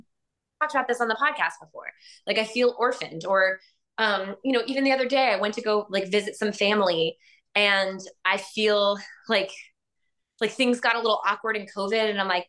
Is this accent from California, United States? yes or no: no; Florida, United States; I'm from Florida and I still think they suck.